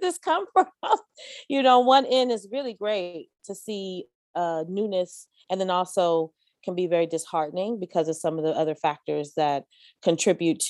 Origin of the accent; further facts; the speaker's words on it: San Francisco, California, United States; I was raised here in San Francisco.